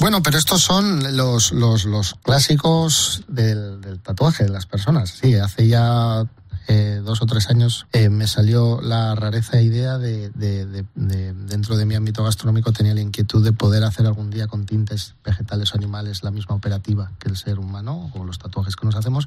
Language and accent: Spanish; Basque Country, Spain; de mi tierra en este caso vasca